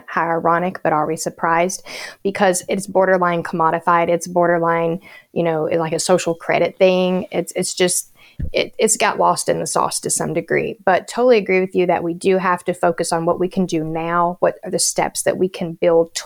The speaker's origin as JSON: {"language": "English", "region": "Appalachia", "country": "United States", "tie": "born or raised there", "said": "being an Appalachian native"}